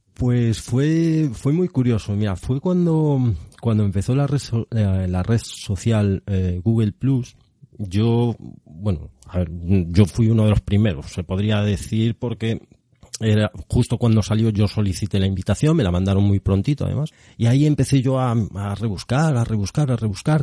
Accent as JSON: {"language": "Spanish", "town": "Arteixo", "region": "Galicia", "country": "Spain", "tie": "born or raised there", "said": "soy gallego, seguro que se nota. Eh, natural de Arteixo"}